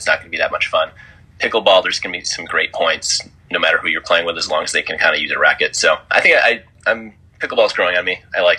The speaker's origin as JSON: {"language": "English", "region": "Wisconsin", "country": "United States", "tie": "born or raised there", "said": "Pretty normal. I mean, yeah, Green Bay Packers. Big fan of them. A lot of beer, cheese."}